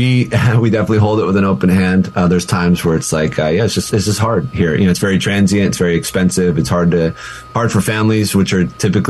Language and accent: English; Albuquerque, New Mexico, United States; You know, I came from Albuquerque. We have family in, you know, Colorado, other places